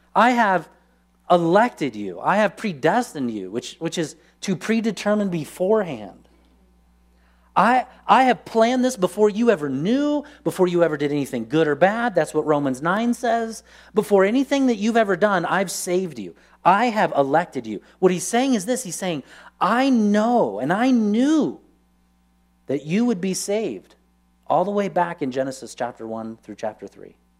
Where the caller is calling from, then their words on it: San Diego, California, United States; moved away as an adult; we moved from San Diego to here, it was like, why in the world is God calling us from sunny San Diego to wintry Truckee, California